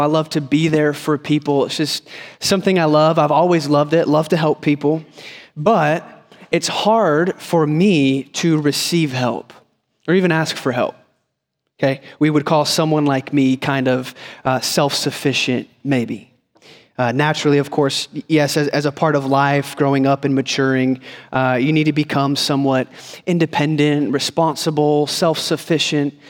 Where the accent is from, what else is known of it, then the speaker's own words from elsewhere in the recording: Northeast Ohio, United States; moved away; I grew up in Ohio, Northeast Ohio, so winters were long.